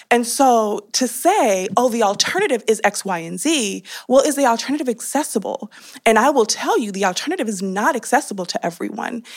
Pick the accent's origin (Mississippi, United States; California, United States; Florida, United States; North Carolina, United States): California, United States; I, uh, grew up, born and raised in California